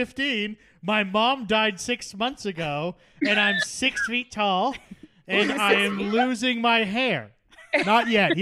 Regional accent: Canada

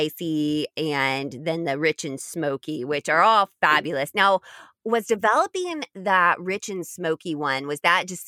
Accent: Indiana, United States; I grew up in Indiana

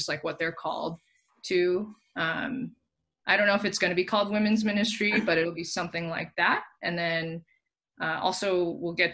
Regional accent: Southern California, United States; also born or lived in San Francisco Bay Area; Born and raised in SoCal, and then for the past, basically since I met you guys, have been in the Bay

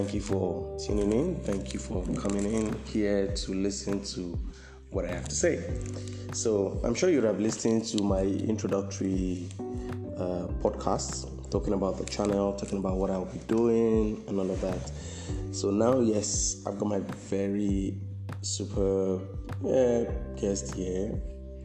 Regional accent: Nigeria

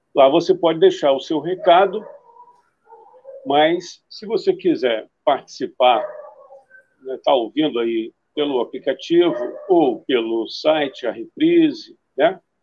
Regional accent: Rio de Janeiro, Brazil; Eu tenho uma ligação muito grande com a cidade, mas eu nasci no Rio

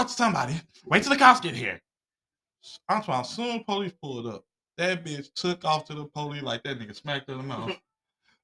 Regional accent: Chicago, Illinois, United States; growing up in Chicago as a child

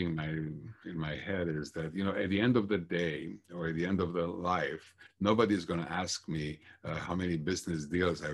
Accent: Bucharest, Romania; moved away as an adult; also born or lived in Minnesota; now in United States; I was born and raised in Bucharest, Romania, which at the time was a communist country.

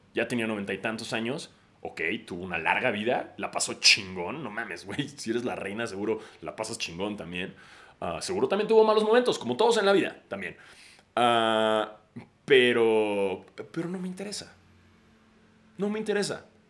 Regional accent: Mexico

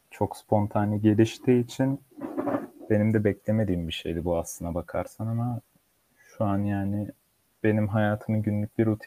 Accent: Turkey; also born or lived in Nuremberg, Germany; 3 Ocak 1999'da Almanya'nın Nürnberg şehrinde dünyaya geldim. Babamın mesleğinden ötürü Türkiye'ye geri dönüş yaptık. Orada yaklaşık iki sene kaldıktan sonra.

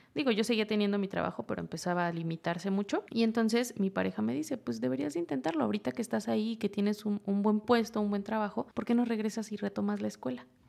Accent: Huasteca of Hidalgo, Sierra de Hidalgo, Mexico; moved away; De la Sierra de Hidalgo, de la Huasteca hidalguense

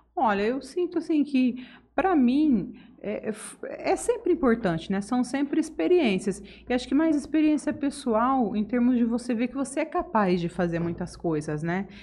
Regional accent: Votuporanga, São Paulo, Brazil; moved away as an adult; also born or lived in Ariquemes, Rondônia; now in Jales, Brazil; Rondônia com 4 anos para Votuporanga e Votuporanga fiquei até os 21

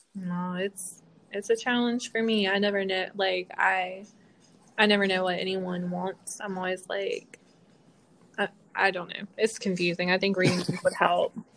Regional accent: North Carolina, United States; I'm from North Carolina

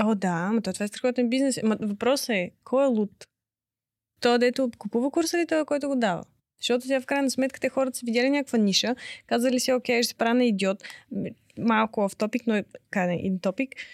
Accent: Pleven, Pleven Province, Bulgaria; now in Sofia, Bulgaria

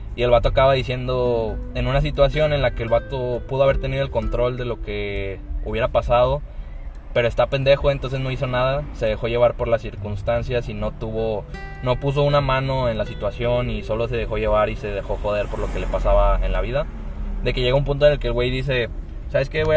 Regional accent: Mexico; yo soy de México

